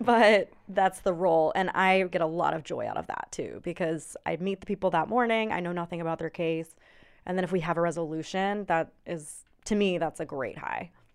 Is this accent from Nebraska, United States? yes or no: no; Charlotte, North Carolina, United States; I'm from here, um, went through high school, everything here